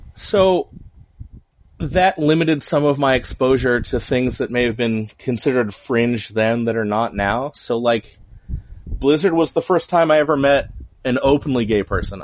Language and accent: English; Huntington Beach, California, United States; also born or lived in Anaheim; born in Anaheim, grew up in Huntington Beach.